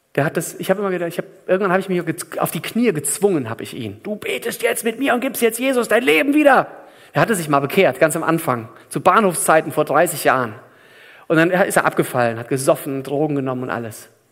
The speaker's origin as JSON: {"language": "German", "country": "Germany", "said": "bei uns in Deutschland"}